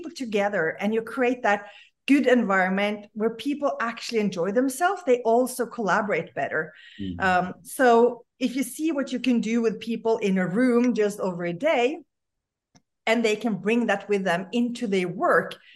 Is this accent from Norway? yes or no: yes; Norway; now in Los Angeles, United States; born and raised in Norway